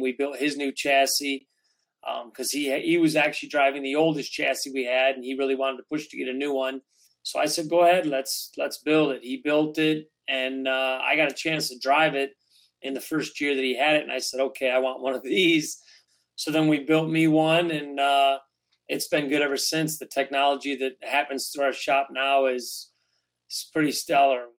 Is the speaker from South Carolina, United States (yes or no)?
no; Detroit, Michigan, United States; born or raised there